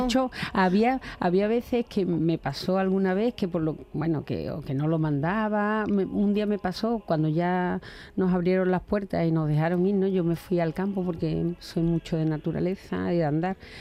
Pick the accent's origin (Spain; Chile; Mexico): Spain; Cabezas Rubias, Andalusia; en mi pueblo, en, bueno, en, mi pueblecito Cabeza Rubia, en Huelva, cuando era jovencita